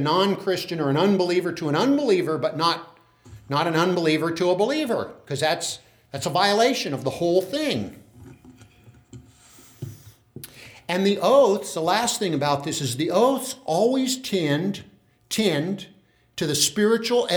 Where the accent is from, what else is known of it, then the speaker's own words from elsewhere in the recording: Tulare, California, United States; I'm a guy from Tulare